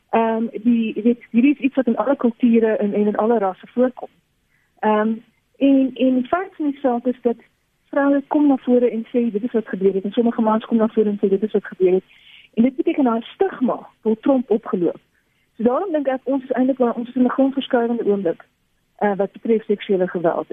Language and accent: Afrikaans; South Africa